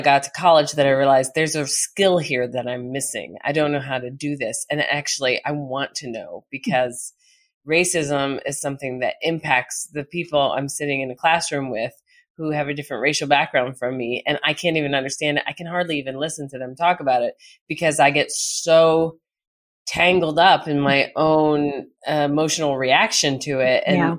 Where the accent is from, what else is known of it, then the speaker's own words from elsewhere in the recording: United States; because it was a South African context, so I wasn't as implicated as an American.